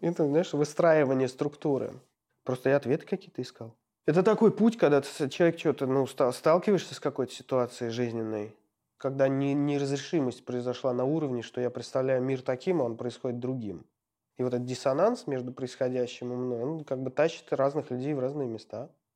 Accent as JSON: {"language": "Russian", "town": "Ulyanovsk", "region": "Ulyanovsk Oblast", "country": "Russia", "tie": "born or raised there", "said": "родился в Ульяновске и прожил там до школы в поселке Дачном"}